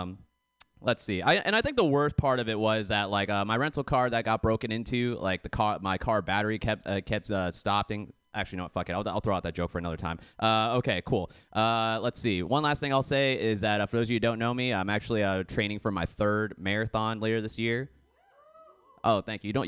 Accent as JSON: {"language": "English", "town": "Boston", "region": "Massachusetts", "country": "United States", "moved": "yes", "lives_now": "California, United States", "said": "I'm actually originally from Boston"}